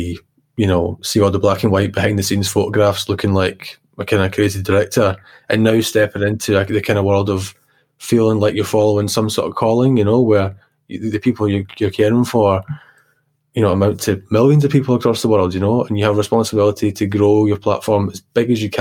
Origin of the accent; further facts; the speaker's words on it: Glasgow, Scotland, United Kingdom; I was brought up in the East End of Glasgow